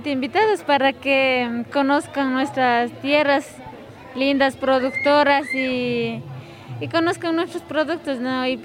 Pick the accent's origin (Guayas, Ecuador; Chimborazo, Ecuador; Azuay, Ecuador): Chimborazo, Ecuador; Guamote; soy de comunidad eh, Mercedes Cadenas de Cantón